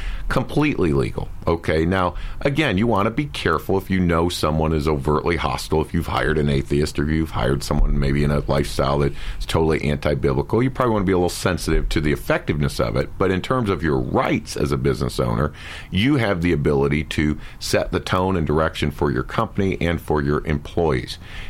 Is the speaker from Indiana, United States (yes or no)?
no; Florida, United States; also born or lived in Ohio; I'm a Florida boy. Been here a long time and spent some time in Texas as well. So I'm Southern now.